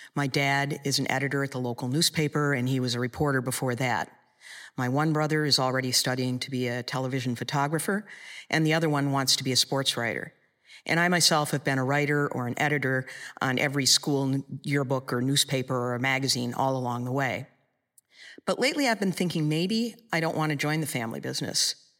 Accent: Michigan, United States; in Michigan, in my hometown

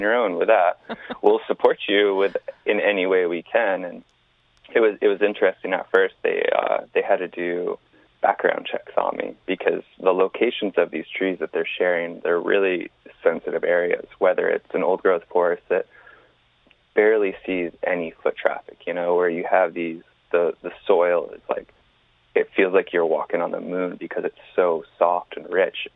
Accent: East Coast, United States; Growing up on the East Coast

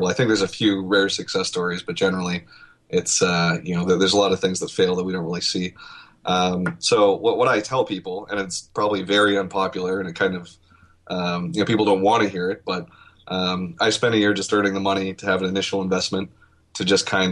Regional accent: Canada; now I'm Canadian

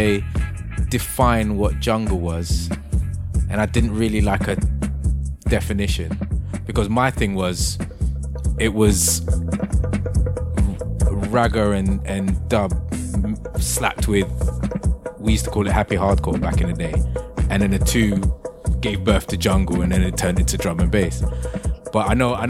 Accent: England, United Kingdom; I am English.

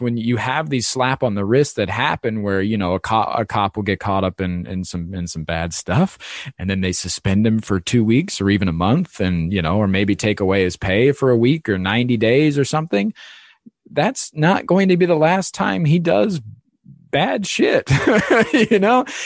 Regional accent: Ohio, United States; moved away; I grew up in Ohio in the Midwest

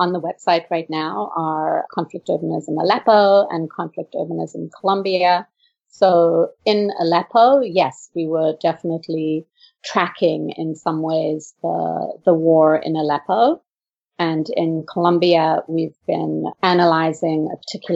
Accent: South Africa; moved away; I grew up in South Africa

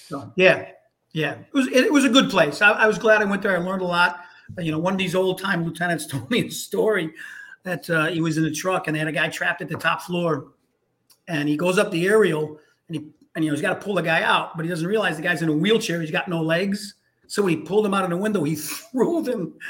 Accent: Hartford, Connecticut, United States; I grew up in Hartford, Connecticut

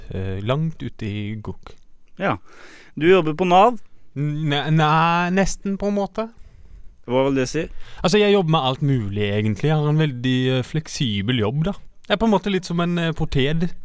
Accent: Arendal, Agder, Norway; Jeg er fra

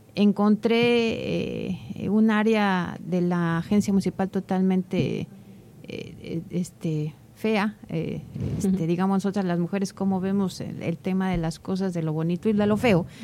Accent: Oaxaca de Juárez, Oaxaca, Mexico; la agencia que yo represento y en la que vivo, en la que nací.

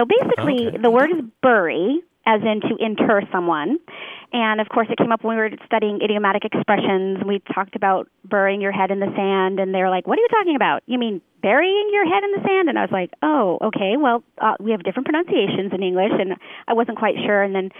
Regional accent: Tempe, Arizona, United States; also born or lived in Southern California; I mostly grew up in Arizona, Tempe, Arizona, and Southern California. But my mother was from East Texas, so I suspect that it may have come through her speech in some way.

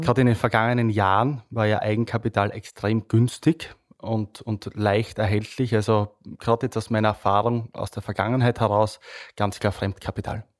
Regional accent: Styria, Austria; bin stolzer Steirer, äh, bin da wirklich sehr stolz auf meine Herkunft

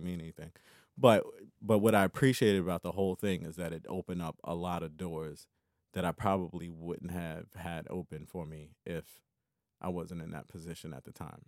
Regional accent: Tidewater, Virginia, United States; I'm originally from Virginia, Tidewater area

